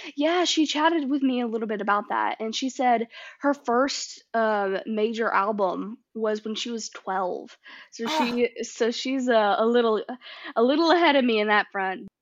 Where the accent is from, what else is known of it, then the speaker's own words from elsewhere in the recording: Nashville, Tennessee, United States; I grew up in Nashville